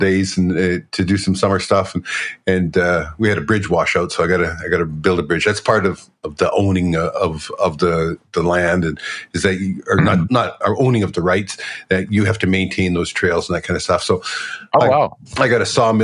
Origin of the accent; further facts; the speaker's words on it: Alberta, Canada; I'm from Alberta